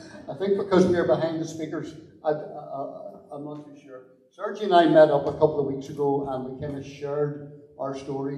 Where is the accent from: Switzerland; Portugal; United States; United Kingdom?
United Kingdom; Belfast, Northern Ireland; I grew up in North Belfast in Ardoyne with my mum and my dad